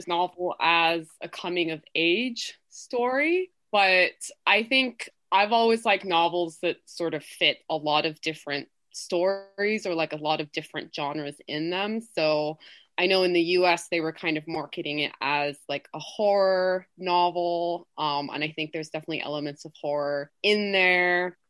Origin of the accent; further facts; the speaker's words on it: England, United Kingdom; born there; also born or lived in Colombia; oh, I was born in England, or like my parents live in the US right now, simply because I don't want to get into this sort of really long explanation of that I lived in Colombia for so many years.